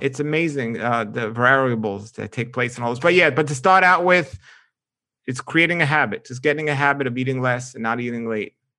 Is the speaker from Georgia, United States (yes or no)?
no; New York, United States; moved away; growing up in New York